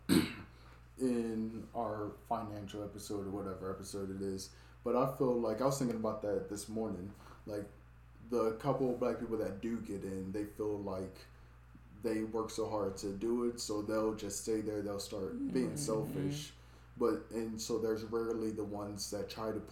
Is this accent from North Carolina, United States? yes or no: no; Maryland, United States; I'm from Maryland